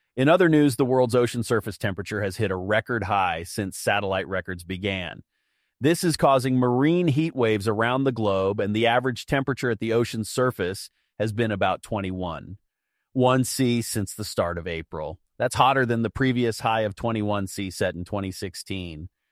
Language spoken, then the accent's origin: English; United States; as an American